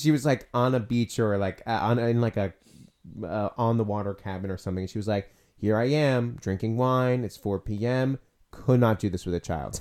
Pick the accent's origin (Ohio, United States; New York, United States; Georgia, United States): New York, United States; We grew up in New York. We're not in Texas